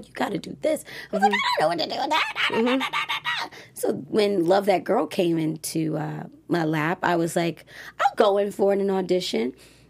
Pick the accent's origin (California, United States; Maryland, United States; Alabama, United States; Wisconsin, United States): Maryland, United States; Baltimore; moved away as an adult; I'm thankful that I was born in Baltimore City and raised there because I don't fall for just any old thing.